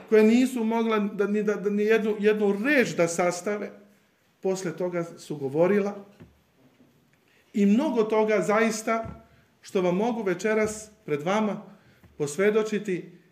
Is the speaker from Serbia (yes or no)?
yes; Serbia; also born or lived in Iași, Romania; budući da sam bio jedini Srbin